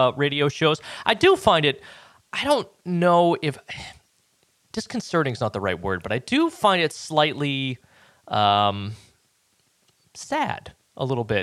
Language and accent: English; Boston, Massachusetts, United States; now in Pensacola, United States; when I was growing up in Boston, I listened to WAAF